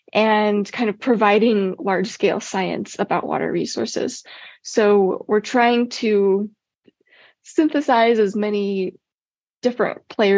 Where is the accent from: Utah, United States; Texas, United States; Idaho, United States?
Utah, United States; Ogden; also born or lived in Golden, Colorado; I grew up in Ogden, Utah. So Utah's home for me. My family's here.